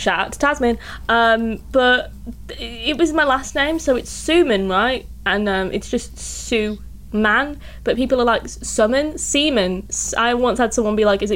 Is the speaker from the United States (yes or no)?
no; United Kingdom; I'm from Britain